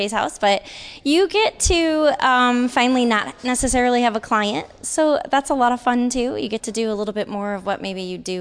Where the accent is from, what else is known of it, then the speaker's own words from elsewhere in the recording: Midwest, United States; moved away as an adult; now in California, United States; I am from the Midwest, so I moved my business from the Midwest back in 2013